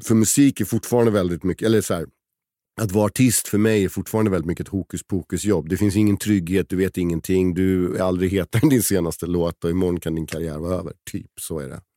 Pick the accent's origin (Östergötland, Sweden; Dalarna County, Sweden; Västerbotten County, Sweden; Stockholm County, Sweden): Stockholm County, Sweden; Stockholm; also born or lived in Åre; när jag växte upp på Söder.